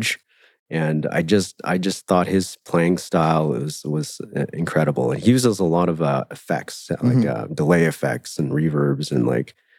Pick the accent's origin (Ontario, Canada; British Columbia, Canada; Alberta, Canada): Alberta, Canada; Millet; I grew up here in Alberta in a small town called Millet